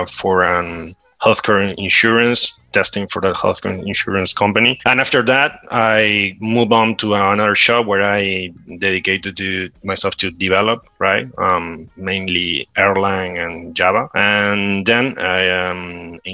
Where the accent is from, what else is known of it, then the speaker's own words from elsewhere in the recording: Uruguay; I'm from Uruguay.